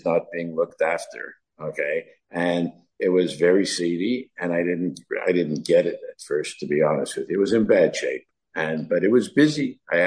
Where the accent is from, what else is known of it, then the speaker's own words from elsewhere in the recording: Canada; moved away; we're from Canada